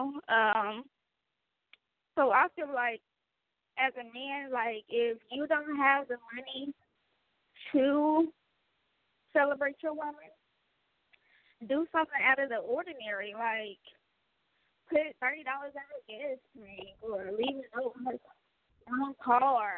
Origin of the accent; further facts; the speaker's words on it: Midwest, United States; I'm from the Midwest